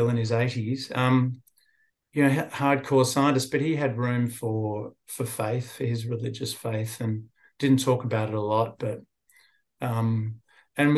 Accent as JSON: {"language": "English", "town": "Sydney", "region": "New South Wales", "country": "Australia", "tie": "born or raised there", "also_born_or_lived": "England", "said": "I grew up born in England, but I grew up in Sydney, so I feel like an Aussie"}